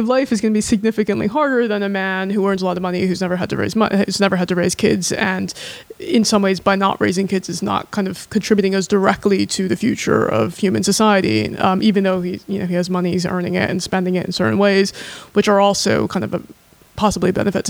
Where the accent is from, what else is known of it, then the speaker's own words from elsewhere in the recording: United States; we're in America